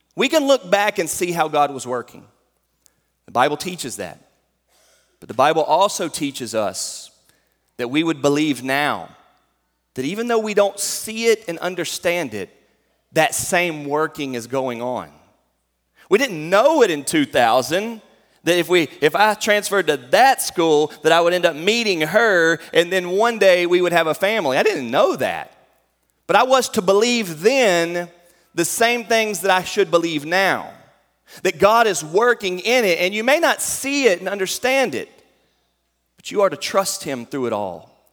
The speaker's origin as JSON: {"language": "English", "region": "North Carolina", "country": "United States", "moved": "as an adult", "lives_now": "Fairdale, Kentucky, United States", "said": "I came from North Carolina"}